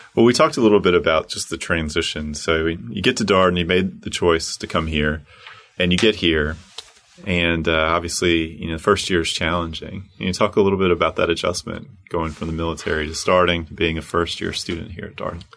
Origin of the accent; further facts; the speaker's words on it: Charlotte, North Carolina, United States; moved away; My hometown, Queen City